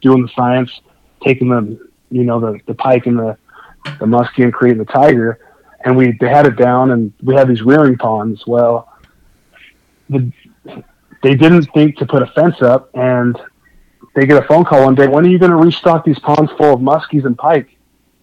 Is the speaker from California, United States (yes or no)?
yes; Los Angeles, California, United States; also born or lived in Wyoming / Salt Lake City, Utah; now in Utah, United States; I grew up fishing bass in Southern California